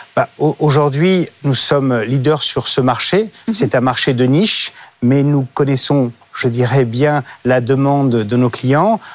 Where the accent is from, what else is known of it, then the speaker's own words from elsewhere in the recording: France; je suis français et fier de l'être